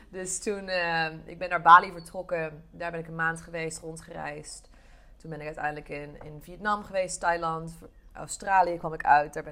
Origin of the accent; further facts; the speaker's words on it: Eindhoven, North Brabant, Netherlands; Ik kom oorspronkelijk uit Eindhoven, eh, dus eh, geboren en ehm, getogen Brabant, al hoor je dat niet echt terug.